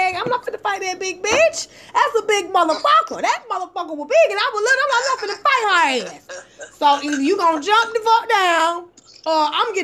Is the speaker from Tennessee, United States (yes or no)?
no; Atlanta, Georgia, United States; I'm from Atlanta, Georgia. I was going to Corn Middle School